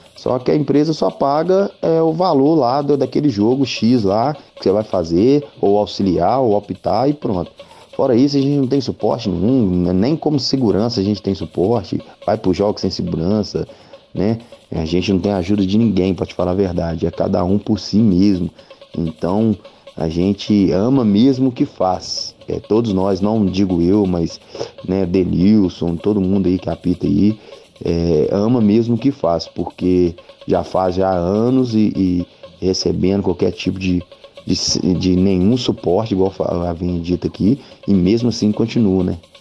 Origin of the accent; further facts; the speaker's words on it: Belo Horizonte, Minas Gerais, Brazil; now in São João del-Rei, Brazil; eu sou de Belo Horizonte